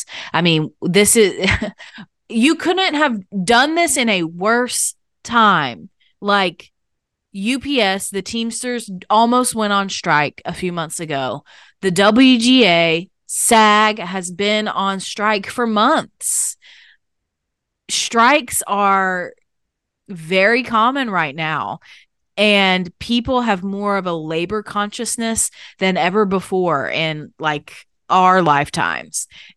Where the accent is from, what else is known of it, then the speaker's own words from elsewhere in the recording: Canada; My mother is African American and of a slave trade brought line, and I was born and raised in Canada.